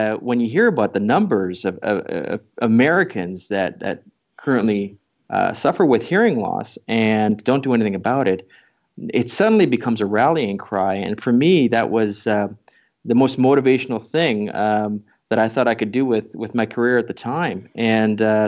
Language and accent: English; Canada; moved away as an adult; now in United States; I'm from Canada, Canadian. I came down here in 2015 to join Eargo